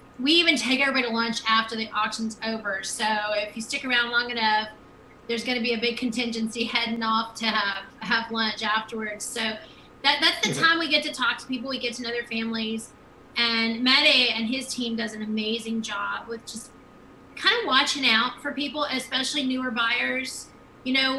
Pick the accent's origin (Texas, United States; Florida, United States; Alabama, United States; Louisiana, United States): Louisiana, United States; we're from Louisiana.